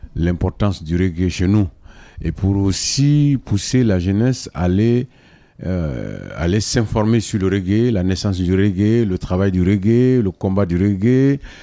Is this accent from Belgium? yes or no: no; Côte d’Ivoire; now in Mali; je suis un Africain d'origine ivoirienne